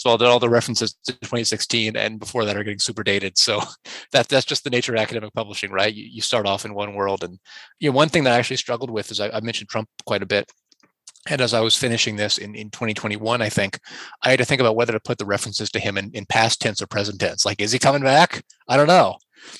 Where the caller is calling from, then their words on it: Canada; I'm talking from Canada, in which we've had an occupation going on in the capital